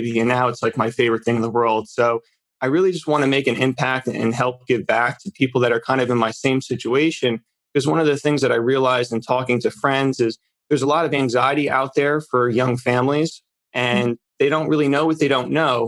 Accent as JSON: {"language": "English", "region": "New Jersey", "country": "United States", "tie": "born or raised there", "said": "So I grew up in New Jersey, the northern part. We kind of refer to it as North Jersey here"}